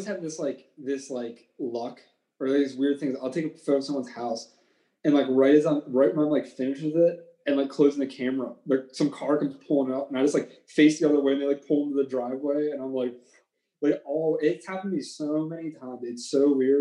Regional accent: Chippewa, United States; where I grew up in Chippewa, we have this town that's like a part of our school district

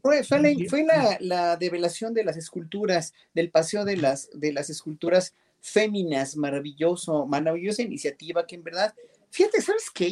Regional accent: Mexico; como mexicanos

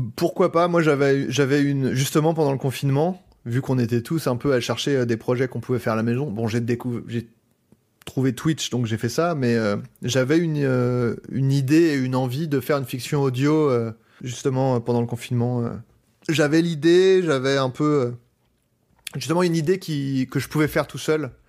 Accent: Paris, Île-de-France, France; je suis parisien

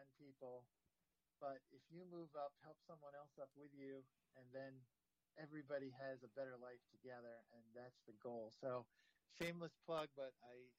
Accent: New Jersey, United States; moved away as an adult; now in Hawaii, United States; since I grew up in New Jersey, my New Jersey attitude

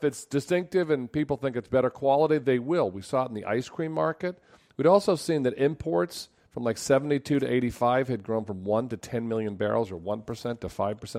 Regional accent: Worcester, Massachusetts, United States; I'm from Worcester

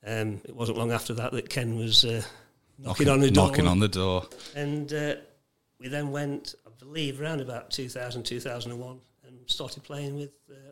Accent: Loughborough, East Midlands, United Kingdom; moved away as an adult; now in Burton upon Trent, United Kingdom; Well, I'm originally from Loughborough, not from Burton.

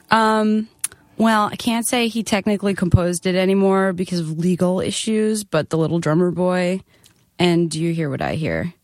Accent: Nassau County, Long Island, New York, United States; I was from Nassau County

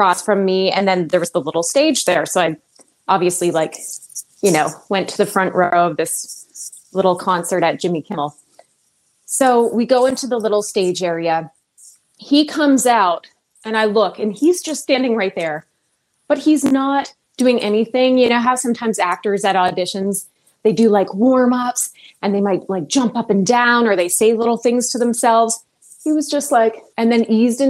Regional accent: hometown in Northern Ontario, Canada; moved away as an adult; take me back to my hometown, get into business with my family

